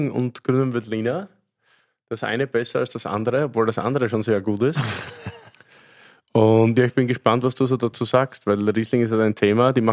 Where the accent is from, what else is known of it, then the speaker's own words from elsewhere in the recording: Austria; ich muss als, als Österreicher, also es ist ja perfekt, dass man da in Deutschland über österreichischen